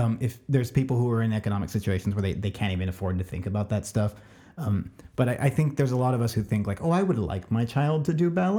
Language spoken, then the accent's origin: English; California, United States; as a child growing up in Southern California and passing for white